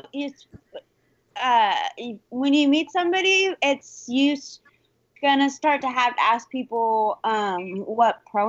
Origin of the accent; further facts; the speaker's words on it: Orange County, California, United States; I'm from Orange County